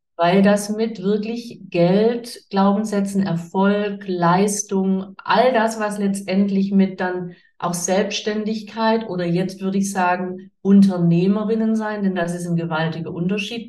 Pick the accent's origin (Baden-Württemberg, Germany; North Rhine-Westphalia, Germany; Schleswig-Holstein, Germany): Baden-Württemberg, Germany; Swabia; ich komme aus dem Schwabenland, ich komme aus dem pietistisch geprägten Umfeld